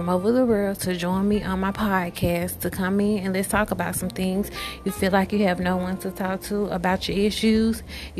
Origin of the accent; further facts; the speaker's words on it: Birmingham, Alabama, United States; I'm 30 years old. I'm from Birmingham, Alabama.